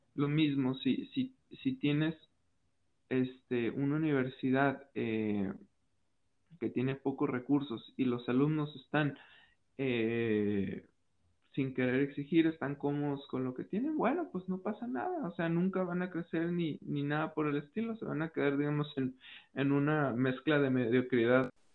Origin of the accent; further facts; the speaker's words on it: Mexico; como mexicanos